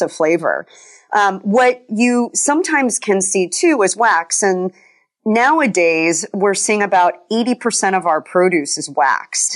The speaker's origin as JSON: {"language": "English", "region": "Colorado", "country": "United States", "tie": "born or raised there", "said": "kind of a tree hugger growing up in Colorado"}